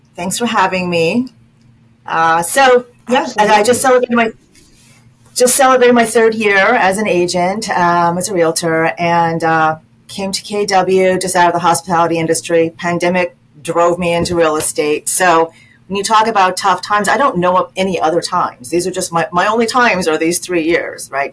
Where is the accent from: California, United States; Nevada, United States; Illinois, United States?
Nevada, United States; Las Vegas; now in DMV region, United States; I'm originally from Vegas, from Las Vegas, so that's sort of also in my in my in my d- DNA